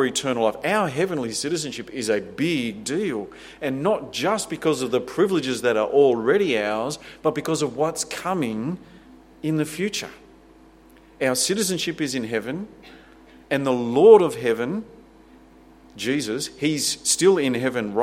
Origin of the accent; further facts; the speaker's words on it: Australia; we love our freedoms and our wealth and our security. We take great pride in what our nation is